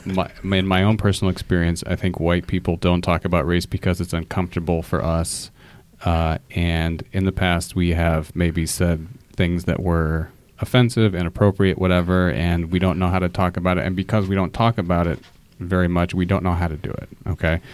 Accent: Fort Wayne, Indiana, United States; growing up in Fort Wayne, which is predominantly white

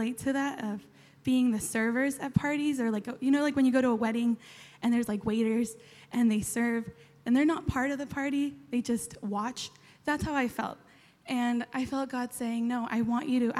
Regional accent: San Diego, California, United States; moved away as an adult; also born or lived in Chile; now in Australia; I'm from San Diego, I'm from California, you can tell by the accent

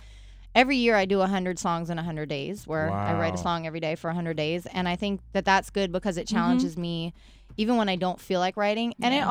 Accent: West Coast, United States; Yeah, I told you I was from the West

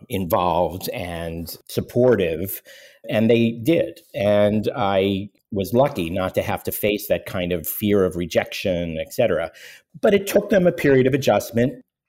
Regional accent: Pittsburgh, Pennsylvania, United States; now in New York, United States; I was born in New York, but I grew up in Pittsburgh. My parents were New Yorkers, but wanted to leave New York. I spent my whole childhood growing up in Pittsburgh wanting to get to New York, which is where I now live.

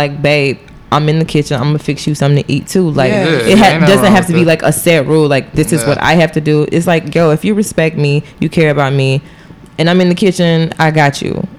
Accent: the South, United States; I was raised in the South. So I do have like that Southern background

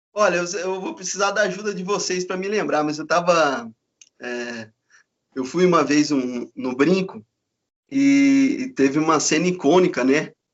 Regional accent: Campinas, São Paulo, Brazil; moved away as an adult; also born or lived in Paraná; eu sou de Campinas, né? E, e aí eu mudei para o Paraná

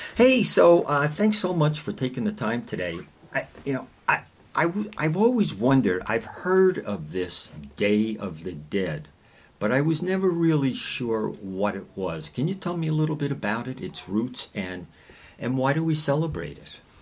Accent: New Jersey, United States; I'm from New Jersey

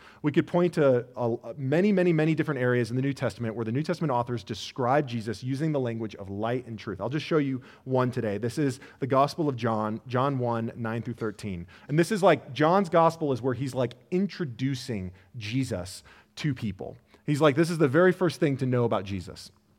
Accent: Illinois, United States; Now, I did not grow up in Colorado. I grew up outside of Chicago.

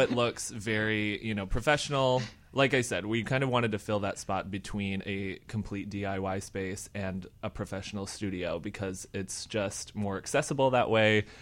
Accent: Michigan, United States; now in Chicago, United States; I'm from Michigan

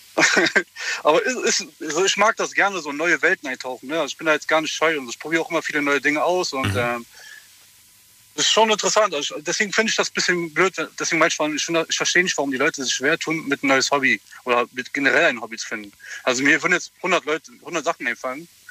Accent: Berlin, Germany; moved away as an adult; also born or lived in Hamburg; ich bin jetzt in Berlin geboren und ich kenne eigentlich nur Großstadt. Jetzt bin ich in ein, in ein kleines Dorf gezogen

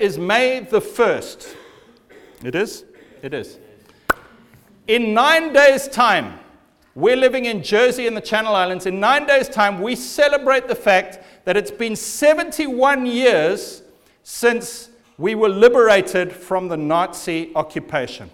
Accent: Zimbabwe; I was born in Zimbabwe, and I was born into a civil war

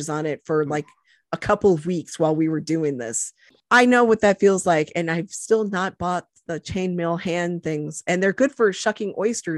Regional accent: Newport, Rhode Island, United States; because I'm from Newport.

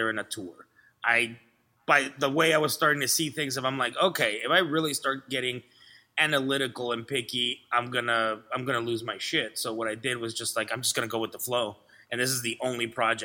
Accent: Laredo, Texas, United States; English is a second language; also born or lived in Vancouver, Canada; now in Los Angeles, United States; I'm from Laredo, Texas

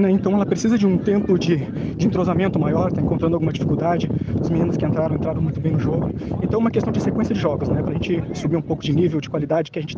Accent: Sapiranga, Rio Grande do Sul, Brazil; Eu sou de Sapiranga.

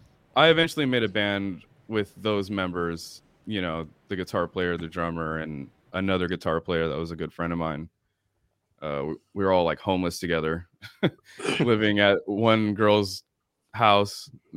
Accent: Long Beach, California, United States; also born or lived in Garden Grove / Watts; And ended up moving to Watts. I'm from Long Beach, but I was living in Garden Grove when I got into the screaming part, you know, going to Garden Grove High School.

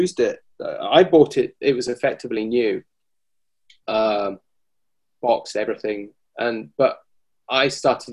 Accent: United Kingdom; now in Japan; I'm British

